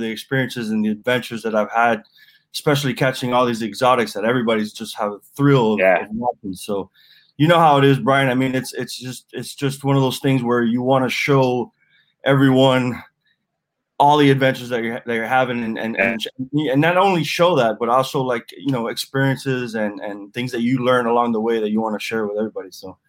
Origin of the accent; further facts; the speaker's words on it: Miami, Florida, United States; I'm a avid angler down here in Miami, Florida. So I'm a native.